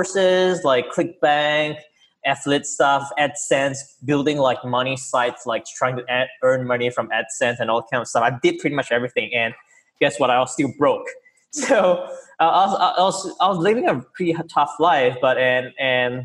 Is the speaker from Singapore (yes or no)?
yes; Singapore; I come from Singapore.